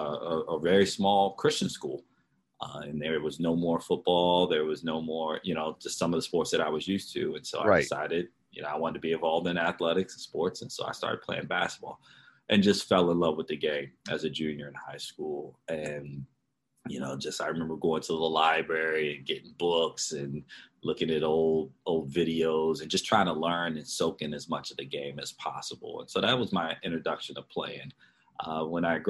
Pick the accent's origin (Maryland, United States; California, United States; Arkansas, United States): Maryland, United States; Baltimore; I grew up in Baltimore, Maryland